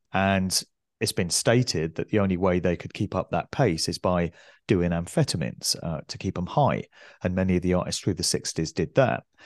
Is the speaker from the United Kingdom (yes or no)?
yes; West Oxfordshire, South East England, United Kingdom; where I grew up in West Oxfordshire